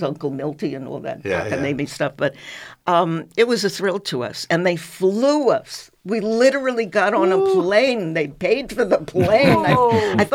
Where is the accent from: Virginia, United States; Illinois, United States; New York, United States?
New York, United States; I'm from New York.